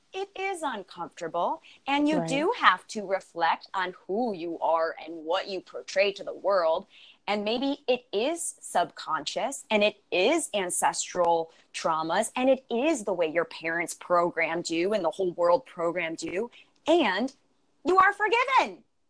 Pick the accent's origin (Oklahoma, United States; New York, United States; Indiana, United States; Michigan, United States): New York, United States; Buffalo; I'm originally from Buffalo, New York.